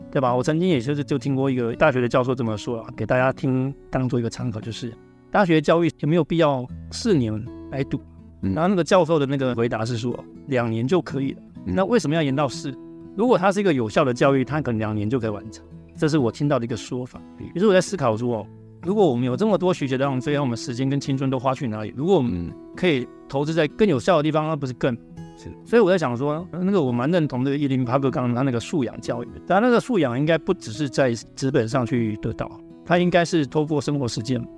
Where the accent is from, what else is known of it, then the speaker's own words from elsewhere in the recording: Kaohsiung, Taiwan; moved away as an adult; now in Busan, South Korea; 我是来自台湾高雄的